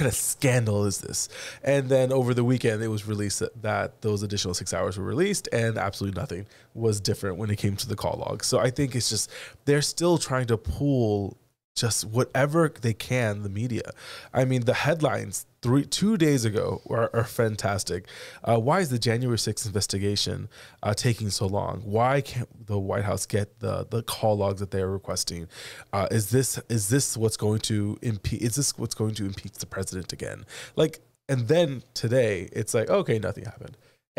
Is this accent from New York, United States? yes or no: no; Florida, United States; But then we're from Florida